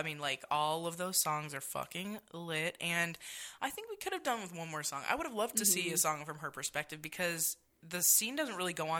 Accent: Halifax, Nova Scotia, Canada; now in Las Vegas, United States; I'm from Halifax, Nova Scotia, represent H-Town.

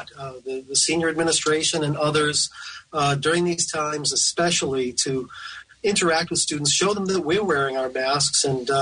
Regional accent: outside of Boston, Massachusetts, United States; moved away; also born or lived in Tennessee; growing up outside of Boston

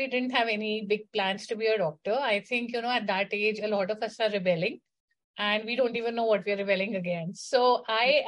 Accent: Delhi, India; I was born and brought up in Delhi in a very cosmopolitan kind of an environment.

